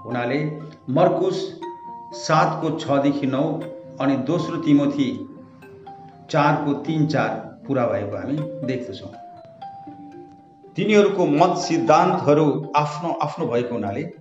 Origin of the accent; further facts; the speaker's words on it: West Bengal, India; म उत्तर बङ्गालको निवासी हुँ अनि